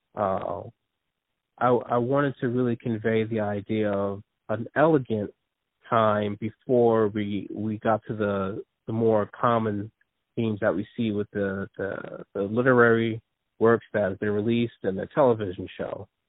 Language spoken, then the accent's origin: English; New Jersey, United States; also born or lived in Philadelphia area; born in New Jersey, and uh, I've been raised in New Jersey, but most of my family's from Philadelphia